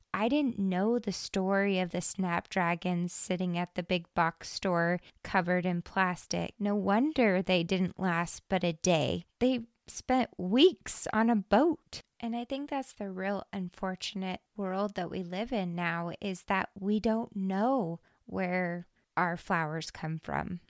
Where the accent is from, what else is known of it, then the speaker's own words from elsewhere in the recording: Hermiston, Oregon, United States; I was born and raised in Hermiston, Oregon